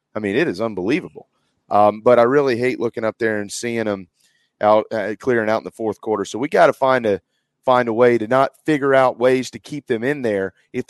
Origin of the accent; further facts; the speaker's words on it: Philadelphia, Pennsylvania, United States; I don't care about the game because I'm from Philadelphia.